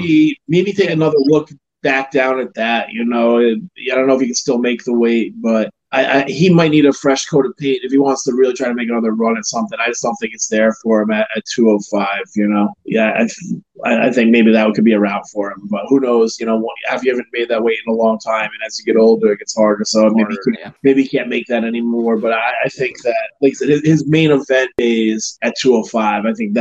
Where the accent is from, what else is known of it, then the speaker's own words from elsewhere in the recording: Ireland; I mean, I'm an Irish kid, so I can say that you're talking about cultures that like to drink, that like to party.